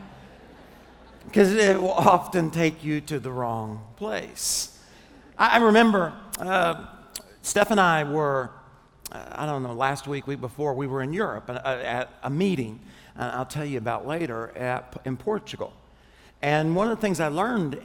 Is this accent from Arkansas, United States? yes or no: yes; Arkansas, United States; I'm from Arkansas